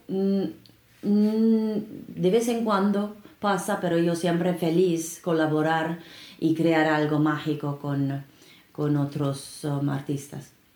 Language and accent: Spanish; Finland; Spanish is a second language; now in Peru; Yo soy de Finlandia